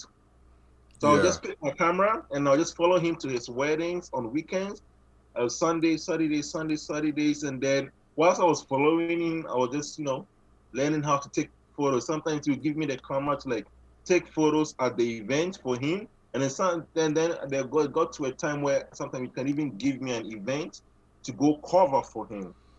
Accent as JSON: {"language": "English", "country": "Ghana", "moved": "as an adult", "lives_now": "Canada", "said": "I'm originally from Ghana, and then I, I moved here. I moved into Canada. I think 20, June 2017"}